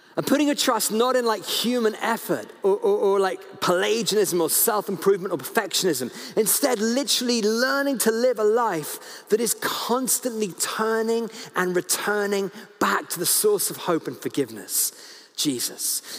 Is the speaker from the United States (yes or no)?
no; United Kingdom; I'm so British.